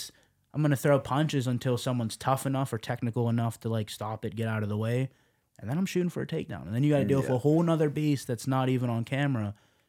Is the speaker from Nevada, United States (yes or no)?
yes; Las Vegas, Nevada, United States; I've always been a Mike Tyson fan since a kid because I grew up in Las Vegas.